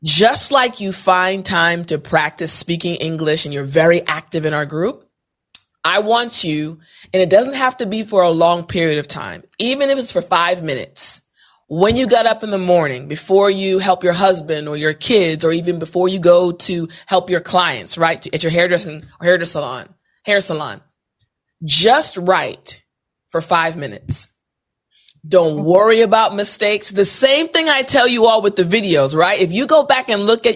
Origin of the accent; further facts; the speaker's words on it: United States; I'm saying this as an American